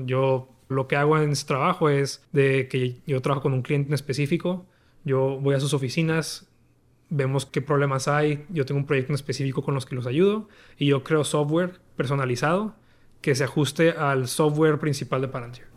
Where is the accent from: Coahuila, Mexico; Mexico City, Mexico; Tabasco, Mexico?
Coahuila, Mexico; Torreón; moved away as an adult; also born or lived in El Paso, Texas; Yo soy de Torreón, Torreón Covila, México norte de México y pues yo crecí